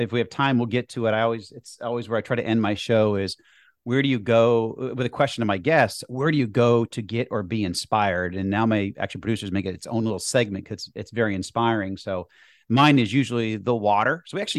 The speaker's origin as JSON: {"language": "English", "area": "outside of Boston", "region": "Massachusetts", "country": "United States", "tie": "born or raised there", "said": "I grew up skiing. I grew up in the Northeast outside of Boston. So I picked up skiing and ski out west almost every year now."}